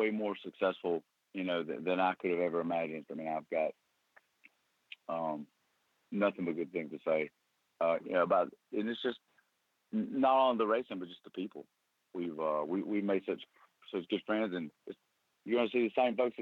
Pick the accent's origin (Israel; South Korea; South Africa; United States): United States; Easley, South Carolina; I was born in Easley, South Carolina, right outside of Greenville